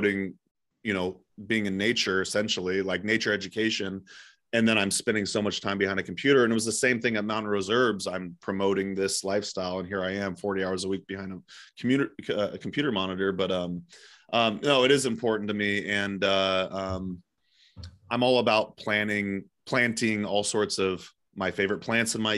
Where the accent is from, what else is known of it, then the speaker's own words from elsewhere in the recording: Eugene, Oregon, United States; It's in Eugene, Oregon, my hometown